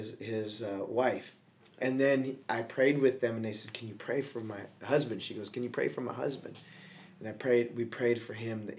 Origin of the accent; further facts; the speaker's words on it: the West, United States; I'm a gringo from the West. I'll just talk to him.